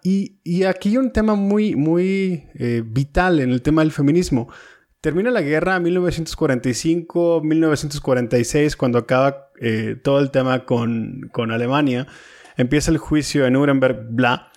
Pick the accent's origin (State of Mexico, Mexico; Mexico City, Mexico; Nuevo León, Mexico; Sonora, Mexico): Nuevo León, Mexico; Monterrey; yo soy de Monterrey